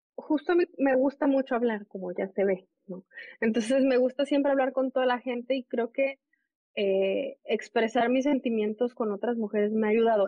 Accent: Puebla, Mexico; moved away as an adult; now in Bronx, New York, United States; crecer donde crezco, en Puebla, soy de Puebla, soy de Mayorazgo, de un barrio del sur de la ciudad, y luego soy migrante

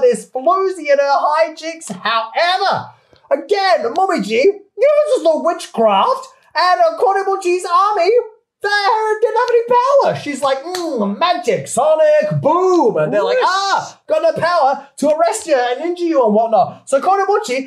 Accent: Adelaide, South Australia, Australia; now in Japan; My city in Australia, Adelaide, is known

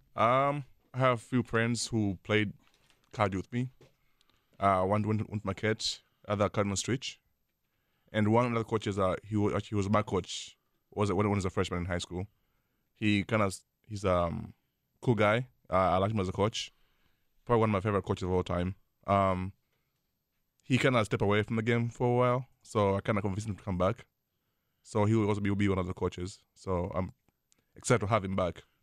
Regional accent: Tanzania; moved away; I grew up in Tanzania

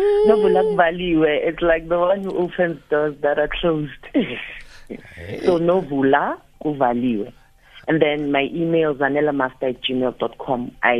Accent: Soweto, Gauteng, South Africa; first language Zulu; English is a second language; I was born in Soweto, you know, born and bred in Soweto.

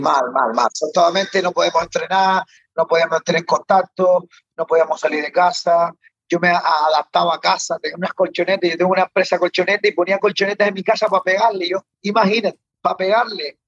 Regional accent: Canary Islands, Spain; soy canario

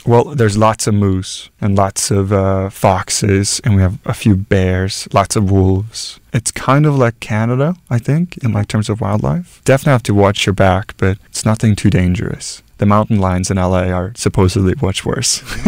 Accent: Norway; moved away as an adult; my home country

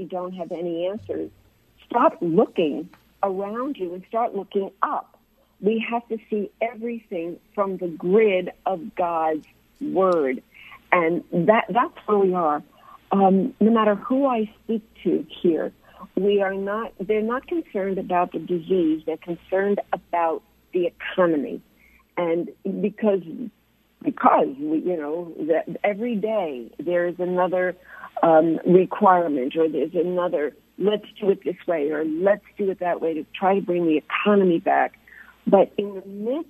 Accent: United States; now in Jerusalem, Israel; I'm an American

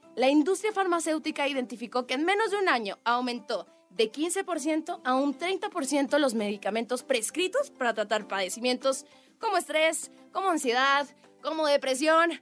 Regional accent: Mexico; como mujer y como mexicana

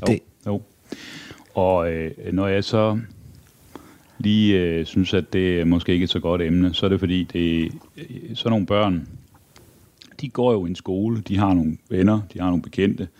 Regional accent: Aarhus, Central Denmark Region, Denmark; Jeg er vokset op i Aarhus. Ja. Eller Brabrand

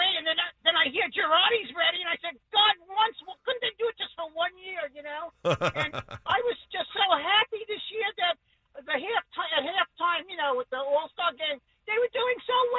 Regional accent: New York, United States; moved away as an adult; now in Chula Vista, United States; I'm originally from New York, and I'm a big Yankee fan, but I do love the Padres because I'm out here like 30 years

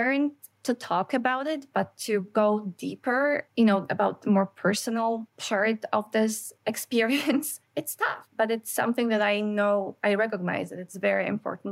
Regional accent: Canada; as a Canadian, there's a lot of information coming from states, but we don't have a lot of that here in Canada.

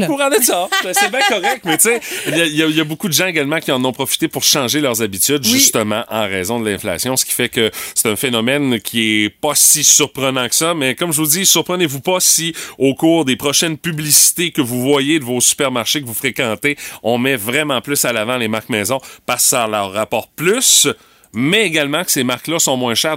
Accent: Quebec, Canada; chez nous au Québec et au Canada

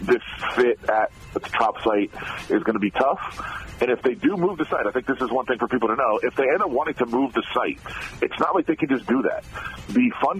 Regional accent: Ann Arbor, Michigan, United States; being from the Detroit area and from Ann Arbor where I grew up

